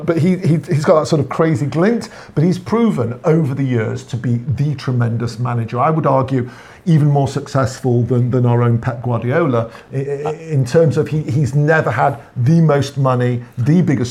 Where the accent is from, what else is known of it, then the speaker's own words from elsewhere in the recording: Manchester, North West England, United Kingdom; It is a city in the northwest of England, 39 miles from our sort of native Manchester.